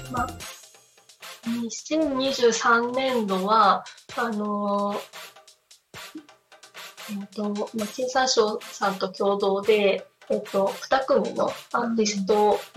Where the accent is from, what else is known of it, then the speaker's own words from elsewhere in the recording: Fukushima, Japan; also born or lived in Hamadori coast; 私 私がす生まれ育ったあの福島県の沿岸部って雪が意外と降らなく